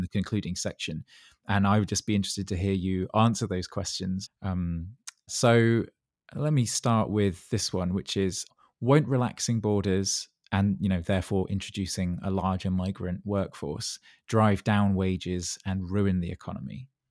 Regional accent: Dorset, South West England, United Kingdom; I grew up in Dorset

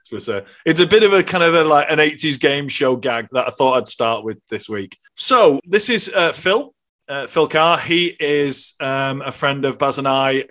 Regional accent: the north of England, United Kingdom; now in Ireland; I've got two Scottish parents. I come from Northern England and I live in Ireland

